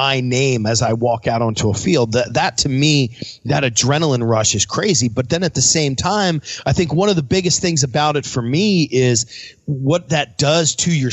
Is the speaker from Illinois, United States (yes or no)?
no; Philadelphia, Pennsylvania, United States; I'm from Philly